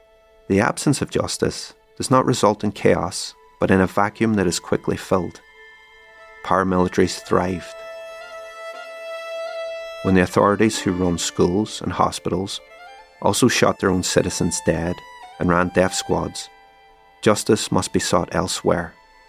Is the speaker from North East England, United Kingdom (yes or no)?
no; Derry, Northern Ireland, United Kingdom; Between 1969 and 1972, there was one brief reprieve in my hometown: an autonomous community space called Free Derry, encompassing the bogside in the valley and Craigan on the heights.